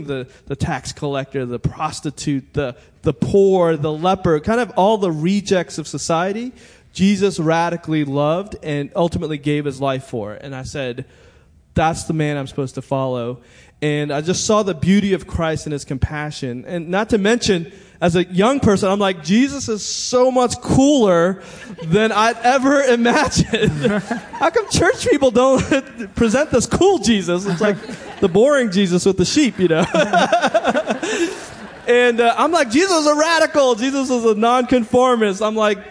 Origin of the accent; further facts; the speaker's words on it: Montgomery County, Maryland, United States; I went to high school in Montgomery County